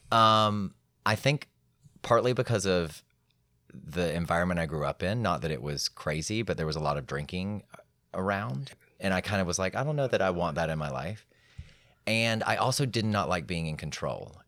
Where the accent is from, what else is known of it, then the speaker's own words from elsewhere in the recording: Atlanta, Georgia, United States; I was raised in Atlanta